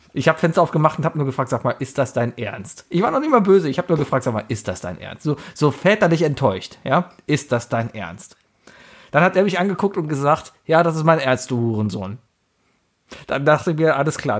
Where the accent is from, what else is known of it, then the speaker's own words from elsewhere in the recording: Cologne, North Rhine-Westphalia, Germany; Born and raised in Köln-Mauenheim bin groß geworden